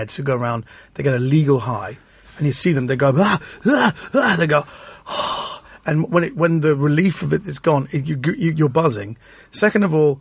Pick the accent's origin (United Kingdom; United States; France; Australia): United Kingdom; London; I'm from London